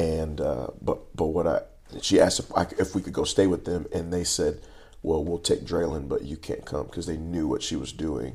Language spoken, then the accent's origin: English; Lancaster, Texas, United States; I grew up in Lancaster, Texas